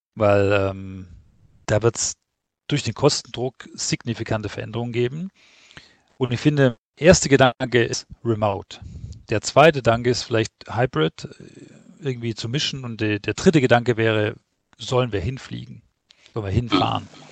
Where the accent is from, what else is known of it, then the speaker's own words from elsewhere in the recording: Stuttgart, Baden-Württemberg, Germany; ich komme ja offensichtlich aus Stuttgart